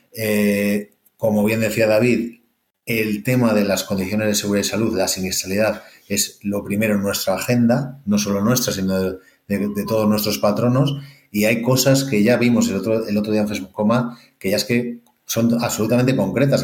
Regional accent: El Espinar, Castile and León, Spain; como soy segoviano del Espinar

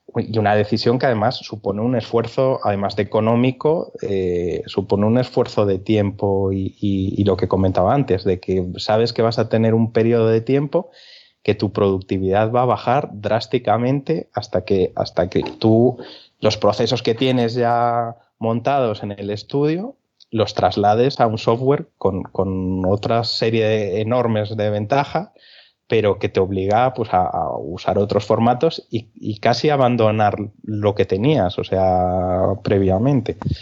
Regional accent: Galicia, Spain; now in Albacete, Spain; soy gallego

